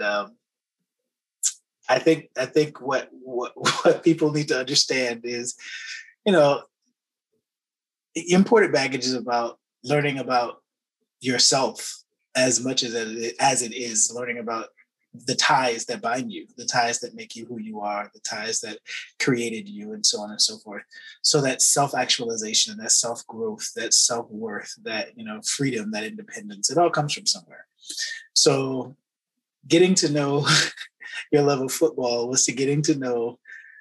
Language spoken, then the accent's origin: English; Florida, United States; I grew up in Florida